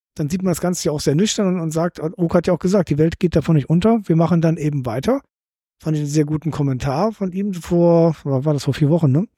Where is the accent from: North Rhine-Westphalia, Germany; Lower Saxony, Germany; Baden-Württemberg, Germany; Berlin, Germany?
North Rhine-Westphalia, Germany; Cologne; now in Hamburg, Germany